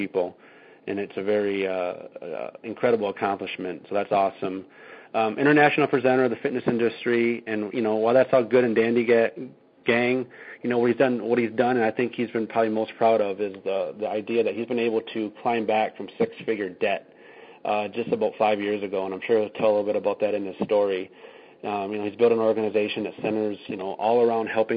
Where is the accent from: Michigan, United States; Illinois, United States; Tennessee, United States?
Michigan, United States; Freeland; in Michigan, right here in my hometown, Freeland Sports Zone